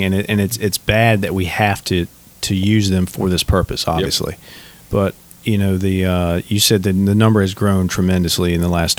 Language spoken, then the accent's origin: English; Bowling Green, Kentucky, United States; My hometown